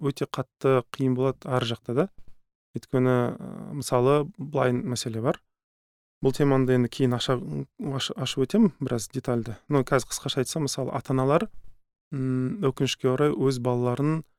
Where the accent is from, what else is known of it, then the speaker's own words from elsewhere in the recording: Kazakhstan; біз қазақ халқының мысалы ыыы қырсық деген мінезі бар